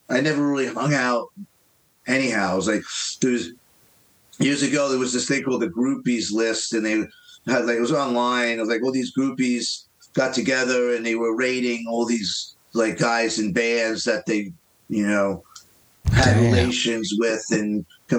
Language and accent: English; New York City, New York, United States; growing up in Queens, there was a big pressure. I grew up in an Irish Italian neighborhood